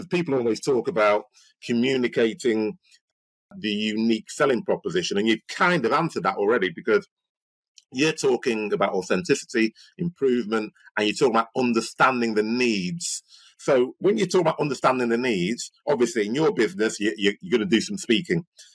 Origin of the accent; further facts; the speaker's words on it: Nigeria; I'm a Nigerian.